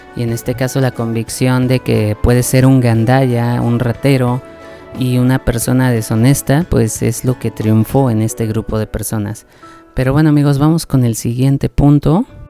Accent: Mexico; moved away as an adult; also born or lived in Mexico City; en mi ciudad natal, que pues es una ciudad con una población bastante baja comparada con Ciudad de México

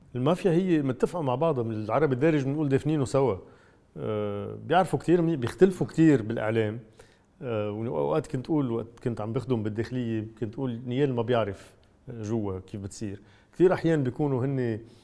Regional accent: Lebanon; انا كثير مسرور كلبناني

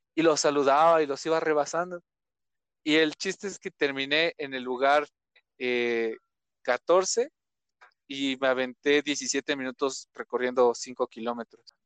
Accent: Ecatepec, State of Mexico, Mexico; Soy originario de Catepec, estaba de México

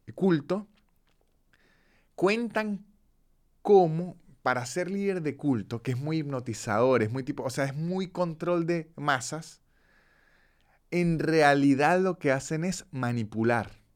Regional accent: Cúcuta, Norte de Santander, Colombia; de niño, en Cúcuta, una ciudad hiper comercial de Colombia, frontera con Venezuela

